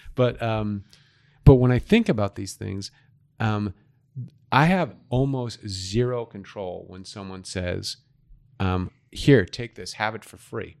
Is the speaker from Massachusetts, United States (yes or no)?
yes; Boston, Massachusetts, United States; now in Arizona, United States; I'm from Massachusetts. I grew up right off of Commonwealth Avenue in Massachusetts